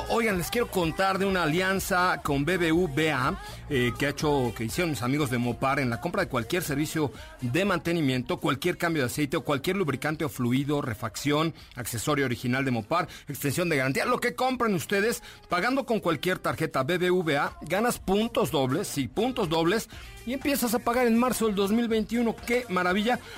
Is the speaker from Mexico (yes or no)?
yes; Mexico City, Mexico; born there; yo ya que yo soy italiano nací en la colonia Roma, entonces soy italiano.